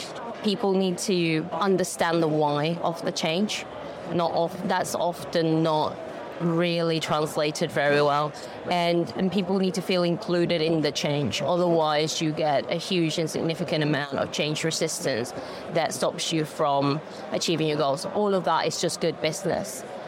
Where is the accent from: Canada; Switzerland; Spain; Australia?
Spain; moved away; So I'm originally from Spain, but I've lived here for 25, 20, 30 odd years.